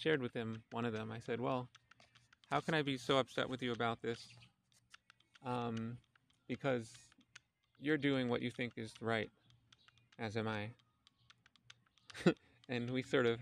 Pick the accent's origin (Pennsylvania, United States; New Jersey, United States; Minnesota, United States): Pennsylvania, United States; Philadelphia; the house that I grew up in Philadelphia